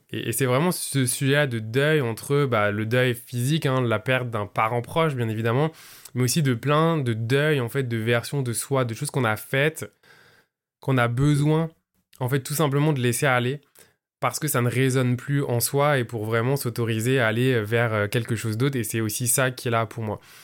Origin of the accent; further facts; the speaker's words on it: southern France, France; now in Montreal, Canada; je vis à Montréal, mais je suis français d'origine. Je viens du sud de la France